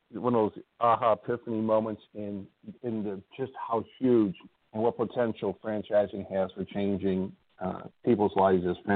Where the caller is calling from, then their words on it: Indiana, United States; I live in Northwest Indiana, just outside you know Chicago uh, and I'm I'm calling from there today